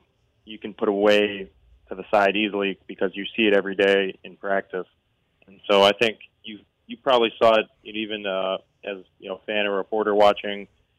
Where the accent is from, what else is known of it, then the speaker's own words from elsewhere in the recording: Pittsburgh, Pennsylvania, United States; moved away as an adult; also born or lived in Philadelphia; now in Florida, United States; You said I'm from Pittsburgh, and I grew up in Pennsylvania, but I think I'm a Florida boy now.